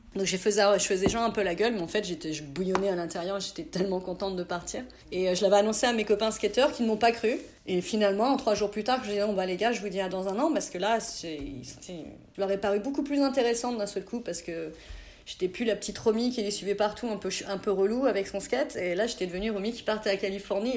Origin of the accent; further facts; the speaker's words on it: a small village near Auxerre, Burgundy, Bourgogne-Franche-Comté, France; now in Bordeaux, France; je suis née, j'ai grandi dans un petit village à côté de Auxerre en Bourgogne